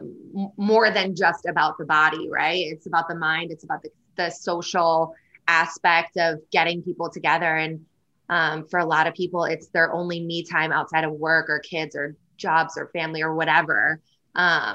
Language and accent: English; Finger Lakes region, upstate New York, United States; now in Washington, DC, United States; I'm from upstate New York. So I'm from the Finger Lakes region, you know, kind of halfway between Rochester and Syracuse.